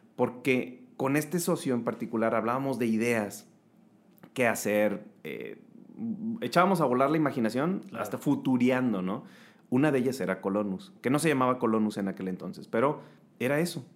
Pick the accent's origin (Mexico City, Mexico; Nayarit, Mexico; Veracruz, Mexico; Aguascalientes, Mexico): Nayarit, Mexico; now in Monterrey, Mexico; soy de Nayarit, pero adoptado regio, con familia regia, ya tengo aquí este, huercos, entonces ya soy regio, regio.